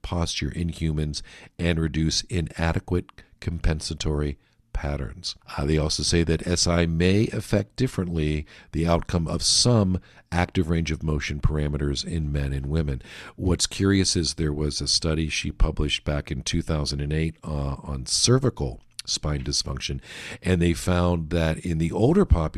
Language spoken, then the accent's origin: English; Pittsburgh, Pennsylvania, United States; I'm from Pittsburgh